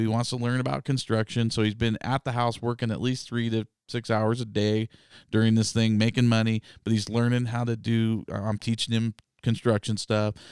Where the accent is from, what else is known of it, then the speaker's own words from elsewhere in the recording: North Idaho, United States; growing up in North Idaho